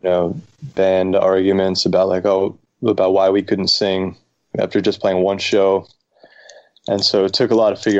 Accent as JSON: {"language": "English", "region": "New York", "country": "United States", "also_born_or_lived": "Boston", "moved": "as an adult", "said": "we're from New York"}